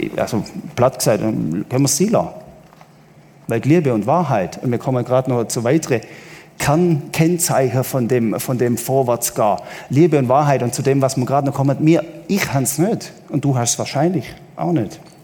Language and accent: German; Southern Germany, Germany; als Süddeutscher